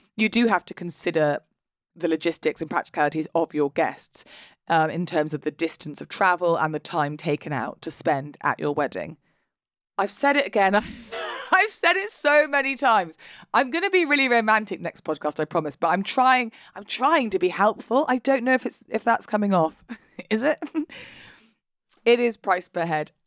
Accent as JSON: {"language": "English", "country": "United Kingdom", "said": "we're British. We're British, and therefore we are not going to talk about our emotions out loud"}